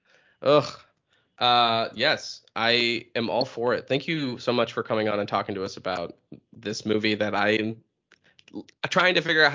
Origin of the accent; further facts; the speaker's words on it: New Hampshire, United States; I'm from New Hampshire